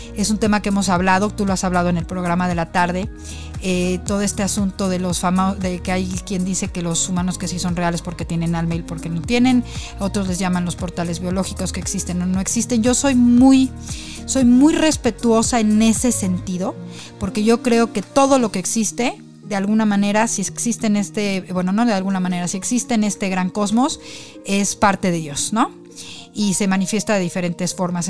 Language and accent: Spanish; Mexico; como somos nosotros los mexicanos